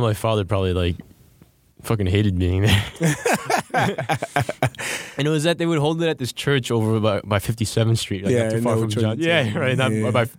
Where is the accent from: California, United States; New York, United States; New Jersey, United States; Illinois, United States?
New York, United States; New York City; I grew up in Flushing